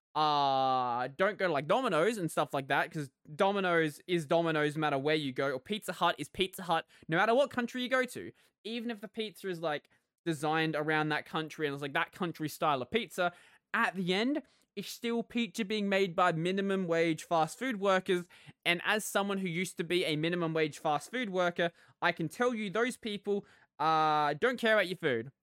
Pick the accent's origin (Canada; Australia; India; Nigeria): Australia